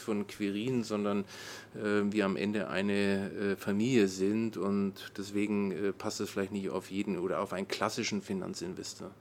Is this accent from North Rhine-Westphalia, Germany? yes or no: no; Nuremberg, Bavaria, Germany; moved away as an adult; now in Brandenburg, Germany; ich bin in Nürnberg aufgewachsen